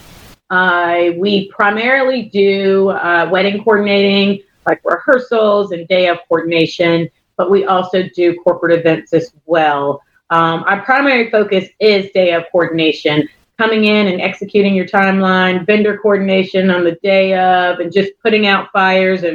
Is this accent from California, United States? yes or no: no; North Carolina, United States; also born or lived in Raleigh, North Carolina; I am a North Carolina native, born and raised here